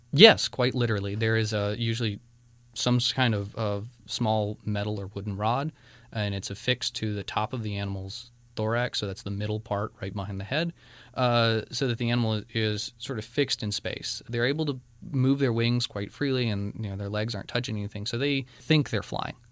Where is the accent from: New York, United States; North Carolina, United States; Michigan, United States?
North Carolina, United States; from North Carolina.